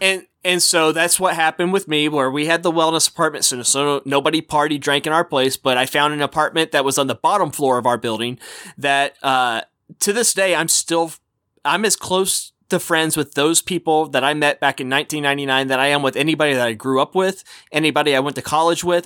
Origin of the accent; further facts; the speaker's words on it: Texas, United States; as a kid growing up in Texas